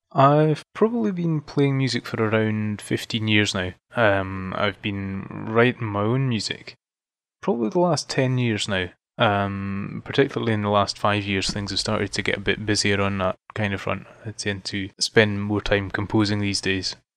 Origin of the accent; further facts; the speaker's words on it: Fife, Scotland, United Kingdom; moved away as an adult; now in Edinburgh, United Kingdom; I'm from Scotland. Um, originally from a small region called Fife, uh, but I moved to Edinburgh, the capital, probably about seven years